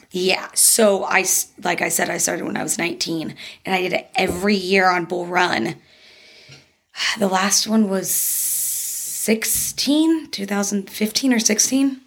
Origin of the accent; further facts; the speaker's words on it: Dallas, Texas, United States; moved away as an adult; also born or lived in Bridgeport, Connecticut; now in Arizona, United States; I was born in Bridgeport, Connecticut, but okay. I spent most of my life in Dallas. Um, I moved here in 2013.